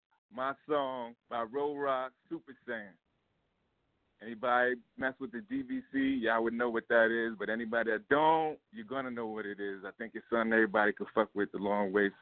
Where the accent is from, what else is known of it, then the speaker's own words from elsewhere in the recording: New York City, New York, United States; I'm from Queens.